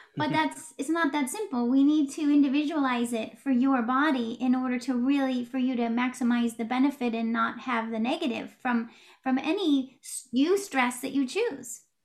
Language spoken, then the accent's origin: English; West Coast of the United States, United States; moved away as an adult; also born or lived in Oregon / Washington / California / New York tri-state area; I grew up on the West Coast of the United States, Oregon, Washington, California.